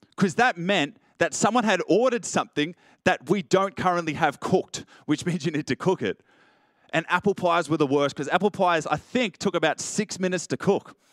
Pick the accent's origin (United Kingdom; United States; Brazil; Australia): Australia; Richmond, New South Wales; I grew up in Richmond